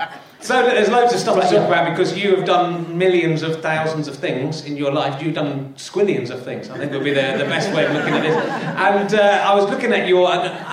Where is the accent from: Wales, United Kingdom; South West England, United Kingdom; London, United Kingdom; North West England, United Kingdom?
South West England, United Kingdom; Cheddar; also born or lived in York / Leicestershire; I wasn't born in Somerset. I was born in Yorkshire, hence that was born in York City. And then my trundling serial-killing rapist father moved to working in different schools, moved down the country to Leicestershire and then to the Cheddar